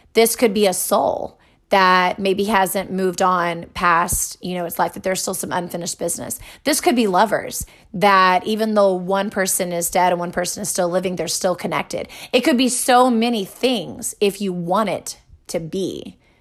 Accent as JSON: {"language": "English", "region": "Texas", "country": "United States", "tie": "born or raised there", "said": "I grew up here in Texas, right, in America."}